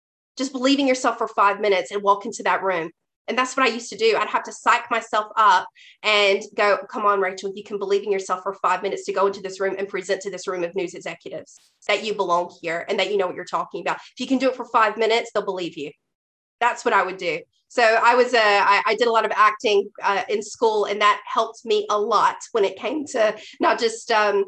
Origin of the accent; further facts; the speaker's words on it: the South, United States; That I was this redneck from the South who would listen to me, who would take me seriously.